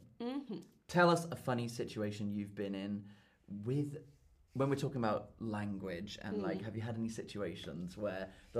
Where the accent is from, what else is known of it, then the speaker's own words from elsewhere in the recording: United Kingdom; now in Germany; And we're both British.